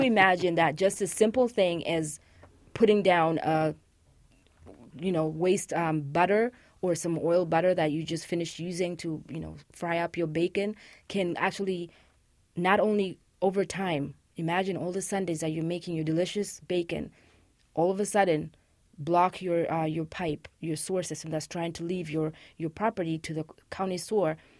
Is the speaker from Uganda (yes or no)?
yes; Uganda; moved away as an adult; also born or lived in Rwanda; Uganda, which is actually my home country